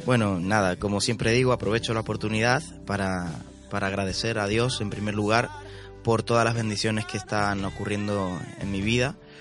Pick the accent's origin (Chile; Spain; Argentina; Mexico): Argentina; como se dice en mi país, en Argentina